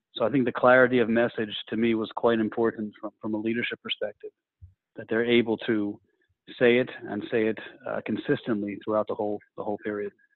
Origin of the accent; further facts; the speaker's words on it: United States; moved away; as an American to work at the headquarters here